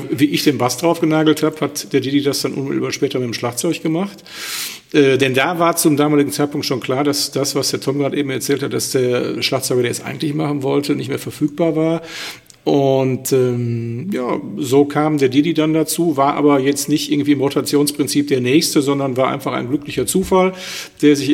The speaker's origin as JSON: {"language": "German", "town": "Schwelm", "region": "North Rhine-Westphalia", "country": "Germany", "tie": "born there", "said": "Ich bin gar nicht in Wuppertal geboren."}